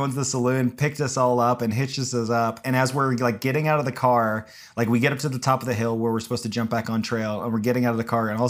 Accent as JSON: {"language": "English", "region": "California", "country": "United States", "tie": "born or raised there", "said": "I grew up in California, and that's like where my family's from."}